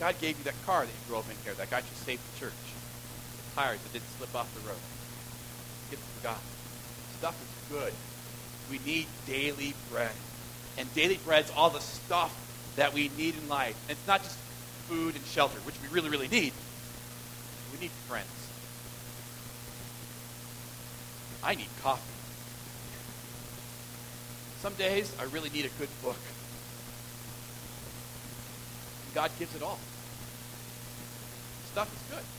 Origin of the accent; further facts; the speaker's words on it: Southern California, United States; I grew up in Southern California